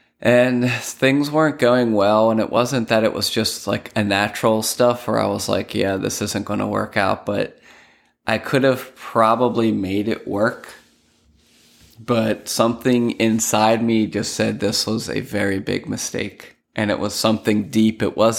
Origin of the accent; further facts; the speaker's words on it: Lancaster, Pennsylvania, United States; going up north where I'm from in Pennsylvania, I'm originally from Lancaster, Pennsylvania